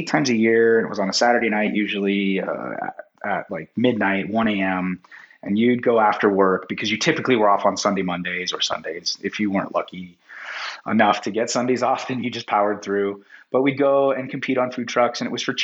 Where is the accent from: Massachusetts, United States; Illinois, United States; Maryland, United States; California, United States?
California, United States; San Francisco Bay Area; also born or lived in Las Vegas / Denver; now in Park City, United States; I grew up in San Francisco Bay Area